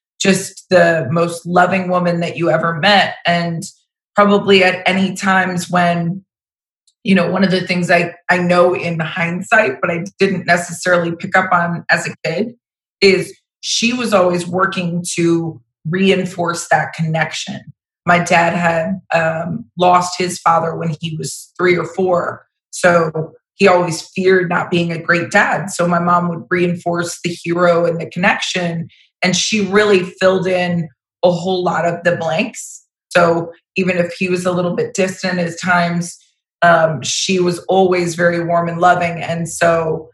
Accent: Vero Beach, Florida, United States; I was born in Vero Beach, Florida. So I'm an actual Florida native.

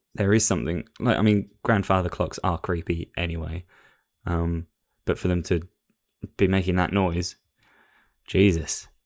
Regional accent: England, United Kingdom; I'm an Englishman

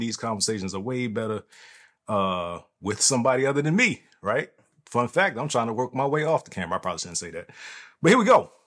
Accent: East Coast, United States; moved away; the East Coast where I'm from

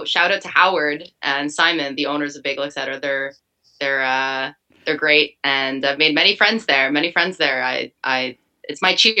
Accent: Ottawa, Ontario, Canada; now in Montreal, Canada; I've been living here for a few years now. I'm originally from Ottawa.

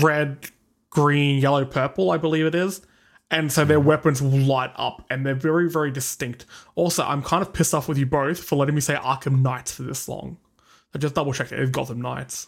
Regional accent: Australia; we are suppressing our accent so hard for you guys. 'Cause really, we speak like this, mate.

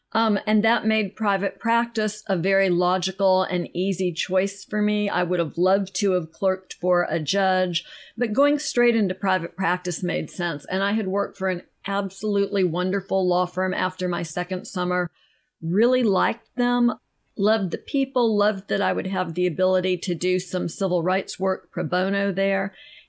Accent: Utah, United States; born there; now in Alabama, United States; My dad was a photographer and he and my mom were there and I was born in Utah.

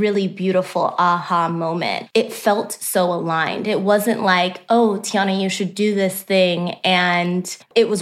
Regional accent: Omaha, Nebraska, United States; moved away as an adult; also born or lived in Texas; now in Nashville, United States; I was born and raised in Omaha, Nebraska as well. I'm a Midwest girl through and through.

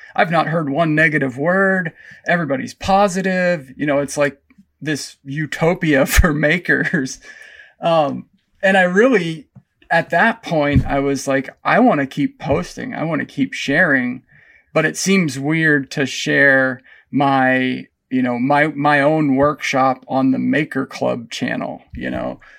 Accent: Pennsylvania, United States; moved away; I grew up back in Pennsylvania on about fifty acres that was surrounded by state forest and state game lands

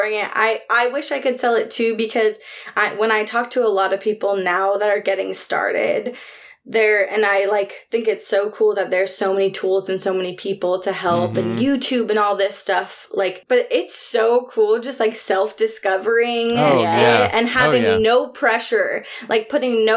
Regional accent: New York, United States; moved away as an adult; also born or lived in Brooklyn; now in Portland, United States; my family's all from New York. Like, I was born in New York.

